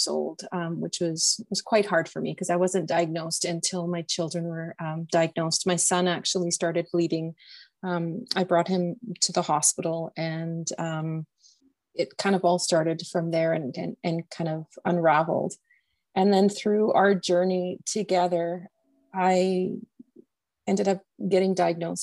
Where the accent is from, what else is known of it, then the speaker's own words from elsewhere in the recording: Calgary, Alberta, Canada; I come from Calgary, Alberta, Canada